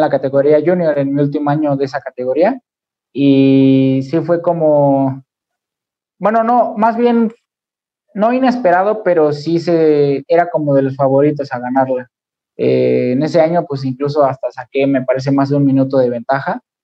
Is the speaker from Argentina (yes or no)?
no; Mexico City, Mexico; soy de la Ciudad de México